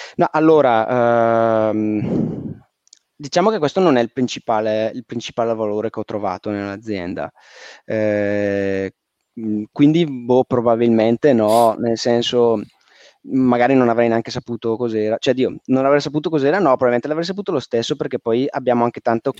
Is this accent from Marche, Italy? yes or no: no; Valle Camonica, Lombardy, Italy; also born or lived in Milan; Io sono originario, zona di provincia, sono originario della Valle Camonica